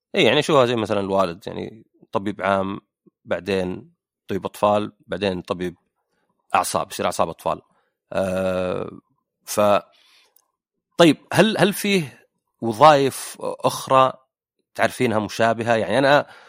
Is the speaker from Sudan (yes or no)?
no; Saudi Arabia; عندنا بالسعوديه